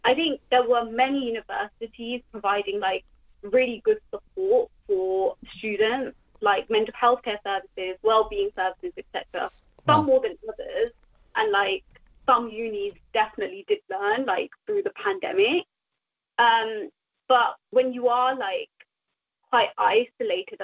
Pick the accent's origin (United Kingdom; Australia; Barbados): United Kingdom; I'm a British student, so I paid the British student tuition fees.